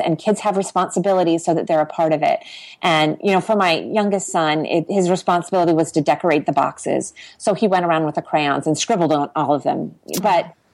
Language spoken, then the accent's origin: English; Ohio, United States; moved away as an adult; also born or lived in Washington D.C. / Tbilisi / Quito / Kyiv; now in Asunción, Paraguay; I grew up in Ohio on a on a small organic farm with hippie parents